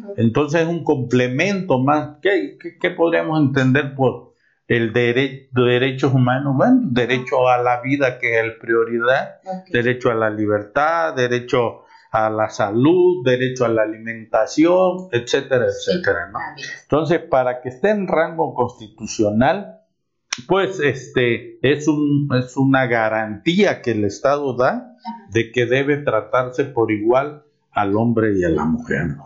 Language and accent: Spanish; Mexico; como mexicanos, como abogados